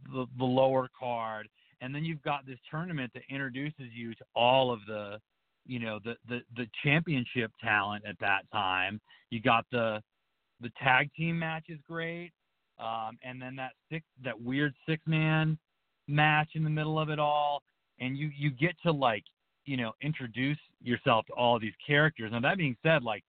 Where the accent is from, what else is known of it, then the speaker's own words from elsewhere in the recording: right outside of Providence, Rhode Island, United States; now in Montana, United States; I'm calling from a wheat field in Montana, and I grew up right outside of Providence, Rhode Island